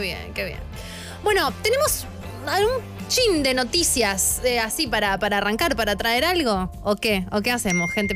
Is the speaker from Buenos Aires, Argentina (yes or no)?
no; San Martín de los Andes, Neuquén, Argentina; mi pueblo, San Martín de los Andes